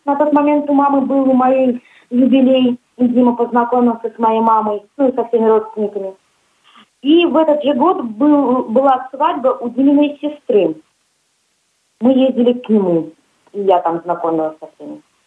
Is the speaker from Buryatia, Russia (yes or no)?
yes; Ulan-Ude, Buryatia, Russia; moved away as an adult; also born or lived in Kinel-Cherkassy, Samara Oblast; now in Tolyatti, Russia; Я приехала с республики Бурятия, город Улан-Удэ.